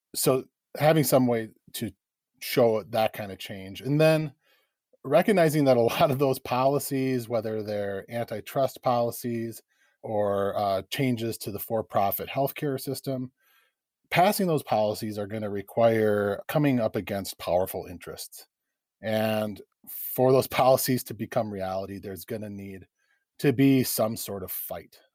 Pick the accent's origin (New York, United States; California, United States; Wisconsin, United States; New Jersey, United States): Wisconsin, United States; Eau Claire; also born or lived in Chippewa Falls / Dunn County; I grew up in Eau Claire and Chippewa Falls, which are very close to here